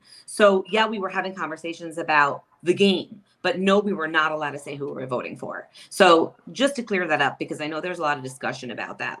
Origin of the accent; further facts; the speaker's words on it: New York City, New York, United States; now in Long Island, United States; I was not born and raised in Long Island. I'm a Queens girl.